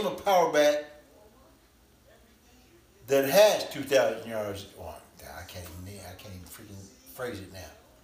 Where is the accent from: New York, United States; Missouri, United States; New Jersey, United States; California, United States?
California, United States; Inglewood; I'm from Inglewood